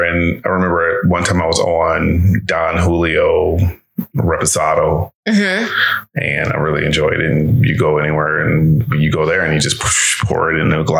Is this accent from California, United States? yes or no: no; Detroit, Michigan, United States; Well, I'm from Detroit.